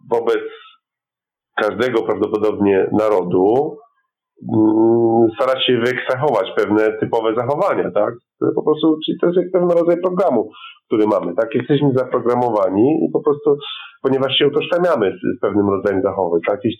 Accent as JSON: {"language": "Polish", "country": "Poland", "said": "my jako Polacy"}